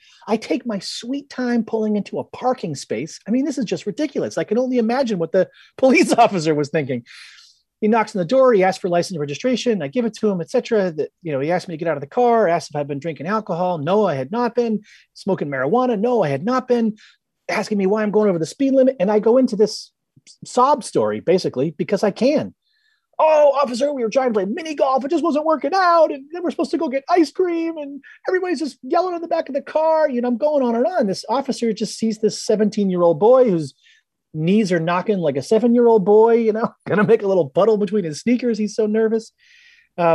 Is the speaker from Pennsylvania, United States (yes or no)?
no; Boston, Massachusetts, United States; And one night, I'm bombing down Route 1 South near where I grew up in outside of Boston.